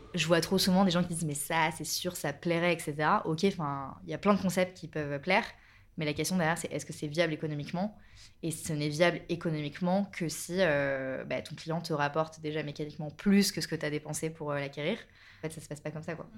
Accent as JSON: {"language": "French", "town": "Bordeaux", "region": "Nouvelle-Aquitaine", "country": "France", "moved": "as an adult", "lives_now": "Paris, France", "said": "je suis originaire du sud-ouest, de Bordeaux, et là, ça va faire un peu plus de 10 ans que, que je vis à Paris"}